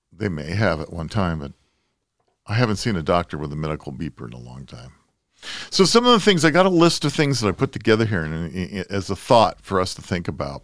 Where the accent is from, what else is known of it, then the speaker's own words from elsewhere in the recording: Southern California, United States; growing up in Southern California